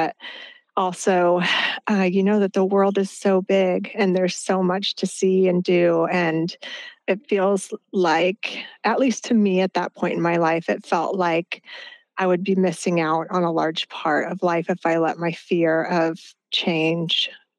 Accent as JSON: {"language": "English", "region": "Midwest", "country": "United States", "tie": "born or raised there", "said": "I think growing up in the Midwest gave me a more of an appreciation for that when I came out here"}